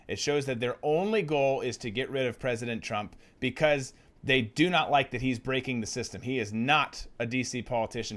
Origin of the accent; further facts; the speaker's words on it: Minnesota, United States; I'm from Minnesota